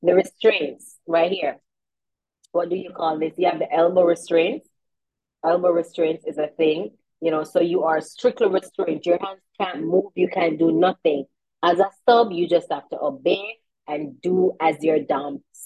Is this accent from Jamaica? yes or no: yes; Jamaica